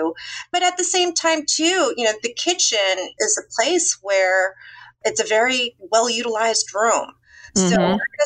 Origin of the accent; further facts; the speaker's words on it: Orange County, California, United States; moved away as an adult; now in Westport, United States; I'm from California. We moved to Westport about 18 years ago. I mean, I came from Orange County.